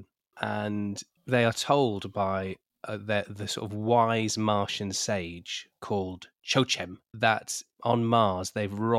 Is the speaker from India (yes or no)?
no; United Kingdom; We're British